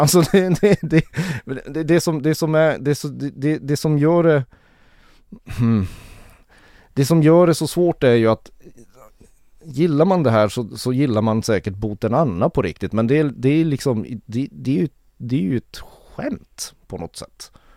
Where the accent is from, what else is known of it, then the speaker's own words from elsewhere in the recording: Kiruna, Norrbotten County, Sweden; född och uppvuxen i Kiruna